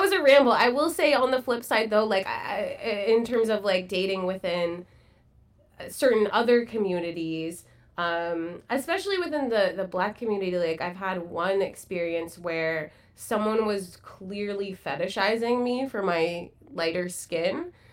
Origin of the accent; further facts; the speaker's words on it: Burlington, Ontario, Canada; I grew up in Burlington, Ontario.